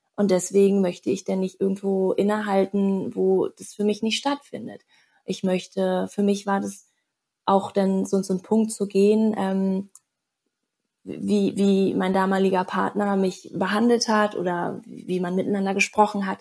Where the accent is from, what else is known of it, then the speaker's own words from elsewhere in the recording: Berlin, Germany; moved away as an adult; also born or lived in Bali; Ich komme gebürtig aus Berlin.